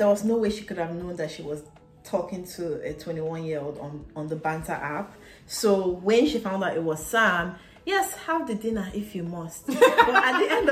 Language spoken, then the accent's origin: English; Nigeria; as a Nigerian